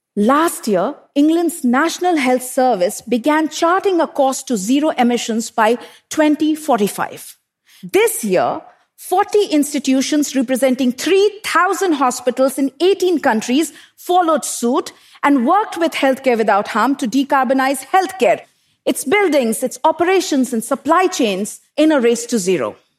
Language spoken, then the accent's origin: English; Bokaro Steel City, Jharkhand, India; I grew up in Bokaro Steel City in eastern India, an industrial township surrounded by power plants and steel smelters